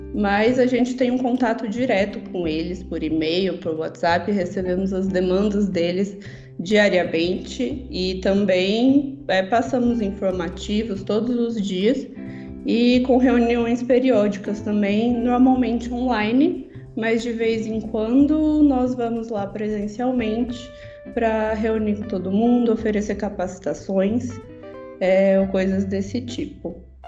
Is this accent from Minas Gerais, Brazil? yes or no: no; Brasília, Federal District, Brazil; also born or lived in Americana, São Paulo; nasci em Americana, interior de São Paulo, mas me mudei para Brasília aos 10 anos de idade por causa da transferência dos meus pais no trabalho. E vivo aqui quase desde então.